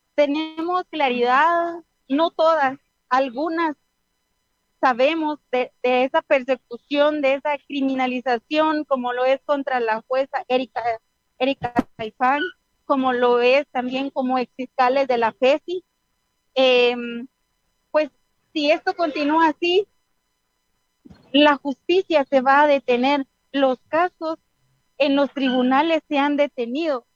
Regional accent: Guatemala; somos el futuro de Guatemala

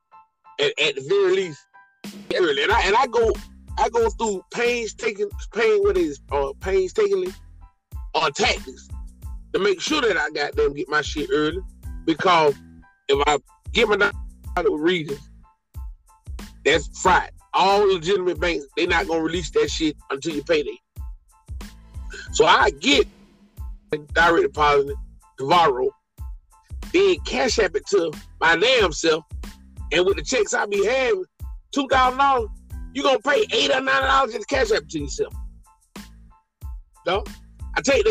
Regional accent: United States; I'm not from Africa. Black man, I'm an American

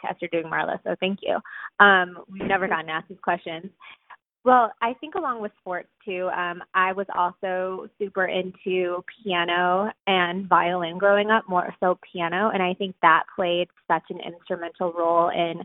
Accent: St. Louis, Missouri, United States; moved away as an adult; also born or lived in Evanston, Illinois; now in New York, United States; I actually was born in Evanston, Chicago, but we both grew up in St. Louis, Missouri

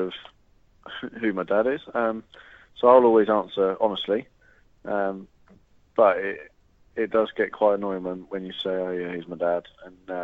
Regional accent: Guernsey; moved away as an adult; also born or lived in Southampton; now in United Kingdom; I was about 5 or 6 when I moved back to Guernsey from Southampton

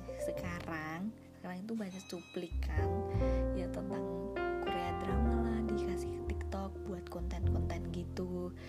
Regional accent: Surakarta, Central Java, Indonesia; Terus aku asalnya dari Solo.

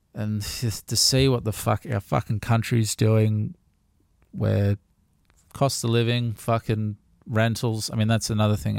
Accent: Gold Coast, Queensland, Australia; I'm born and raised on the Gold Coast, which is mostly unheard of these days.

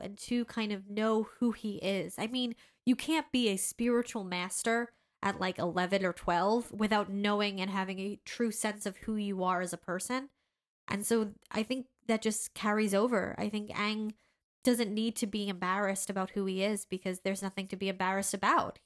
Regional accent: United States; as an American

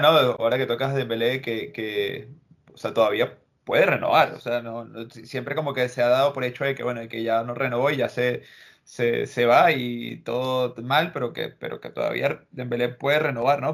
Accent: Venezuela; now in Madrid, Spain; lo digo como venezolano

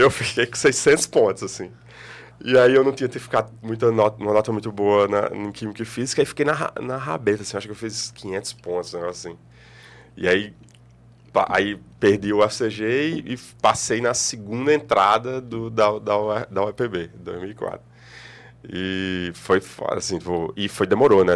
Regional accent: Campina Grande, Paraíba, Brazil; moved away as an adult; now in João Pessoa, Brazil; eu sou de Campina Grande

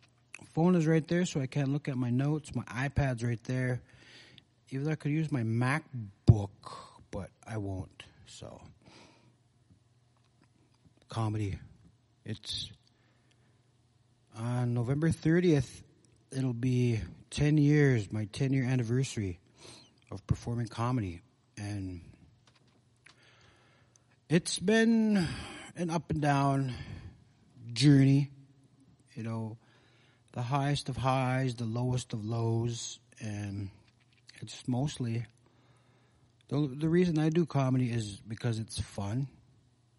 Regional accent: Red Lake, Minnesota, United States; growing up in Red Lake, there's a lot of stuff going on around the Red Lake Nation

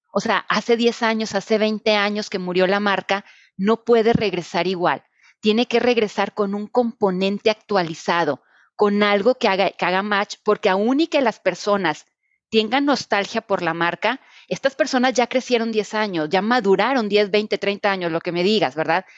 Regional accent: Reynosa, Tamaulipas, Mexico; yo soy de Reynosa

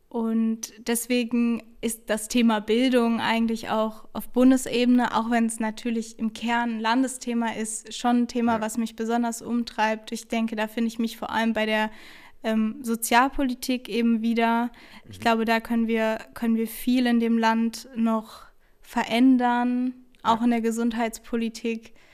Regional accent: Kelkheim, Hesse, Germany; ich bin 21 Jahre alt und komme aus Kelkheim.

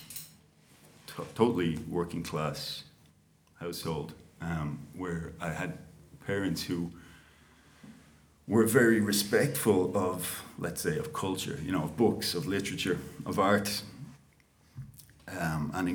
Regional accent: Dublin, Leinster, Ireland; I grew up in Crumlin. I was born in the Coombe. I grew up in Crumlin. That's you know, suburb of South Dublin

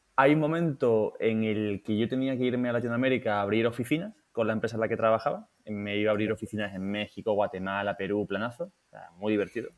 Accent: Seville, Andalusia, Spain; moved away as an adult; also born or lived in Madrid; nosotros los dos somos de Sevilla

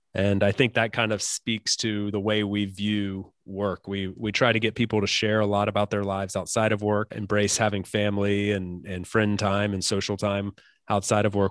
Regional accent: United States; as an American

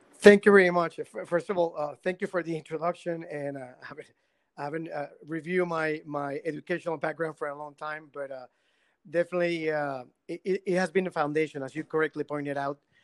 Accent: Guayama, Puerto Rico; I come from Guayama. I, I was born uh, born and raised in Guayama.

